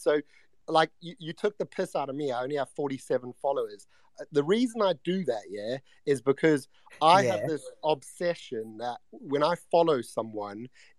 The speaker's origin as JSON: {"language": "English", "country": "South Africa", "accent": "South African", "lives_now": "United Kingdom", "said": "I was brought up in Africa. I'm originally from South Africa, so I've lived here a while. So I've adopted a British like twang, but my accent's actually South African."}